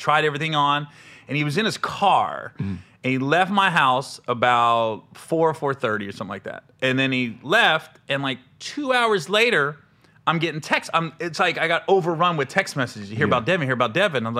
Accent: Cincinnati, Ohio, United States; I'm from Cincinnati

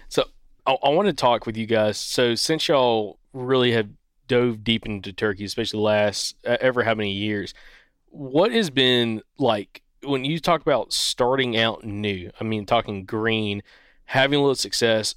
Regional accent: Southeast, United States; we're born and raised in the Southeast

